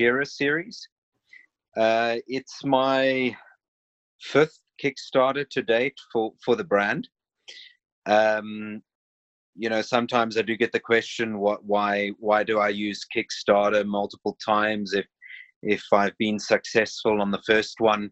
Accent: Cape Town, Western Cape, South Africa; moved away as an adult; now in Switzerland; I'm originally from South Africa, Cape Town

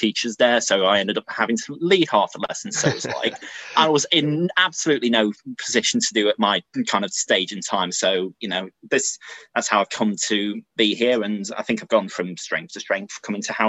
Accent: Sheffield, Yorkshire and the Humber, United Kingdom; now in Nottingham, United Kingdom; I'm originally from Sheffield

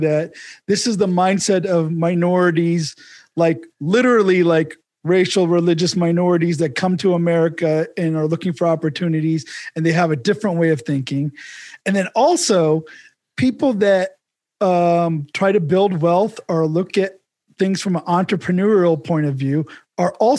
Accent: Ohio, United States; I grew up in Ohio

